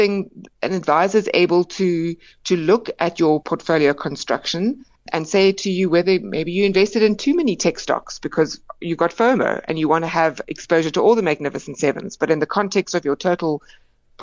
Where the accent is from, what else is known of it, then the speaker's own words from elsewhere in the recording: South Africa; as South African investors